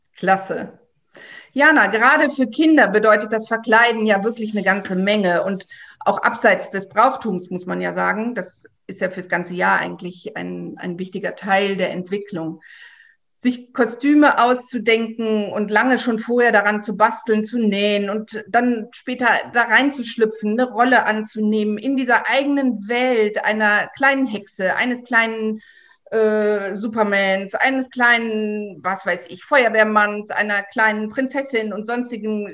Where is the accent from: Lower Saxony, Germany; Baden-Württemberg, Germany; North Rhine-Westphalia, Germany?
North Rhine-Westphalia, Germany; Mönchengladbach; ich komme aus Odenkirchen, da war es früher so gewesen, dass tatsächlich die Kindertanzgruppen auch zu uns in die Aula kamen